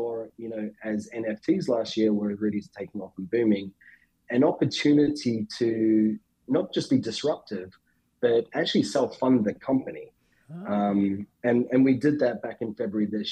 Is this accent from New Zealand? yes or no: yes; New Zealand; moved away as an adult; also born or lived in England; now in United States; I grew up in New Zealand. I moved to England, in my early 20s after I finished school